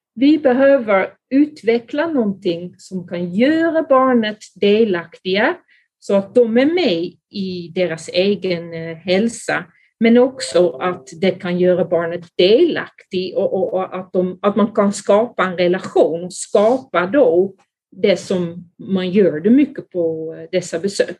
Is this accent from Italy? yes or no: no; Netherlands; Swedish is a second language; moved away as an adult; also born or lived in Skåne, Sweden; now in Sweden; Jag är från Holland, men eh, där har jag då blivit utbildad som barnläkare, men sen kom jag då till Sverige